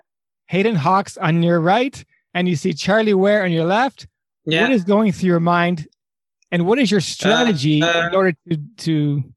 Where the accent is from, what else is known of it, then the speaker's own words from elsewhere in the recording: Canada; We're all Canadian here.